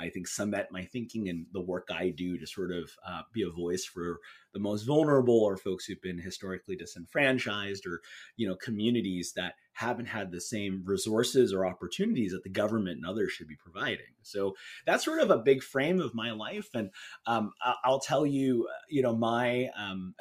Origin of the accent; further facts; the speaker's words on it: California, United States; my home state, which is in California.